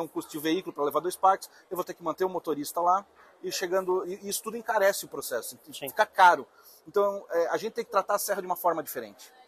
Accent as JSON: {"language": "Portuguese", "region": "Santa Catarina", "country": "Brazil", "said": "eu, sendo catarinense"}